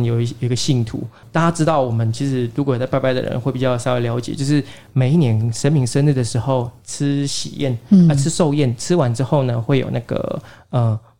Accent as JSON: {"language": "Chinese", "country": "Taiwan", "said": "因为在日据时期的时候，我们台湾人都会有一个不好的习惯，就是如果因为重男轻女，如果生到女的话，嗯，就会把她溺死之类的。"}